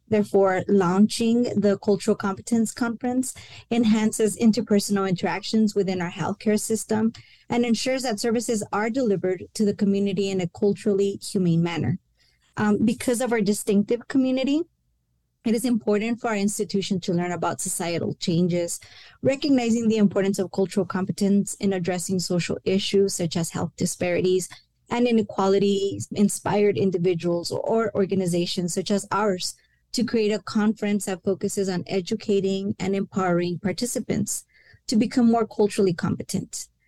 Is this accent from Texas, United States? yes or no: yes; El Paso, Texas, United States; first language Spanish; English is a second language; I am a first generation Mexican American, born and raised in El Paso. And although Spanish was my first language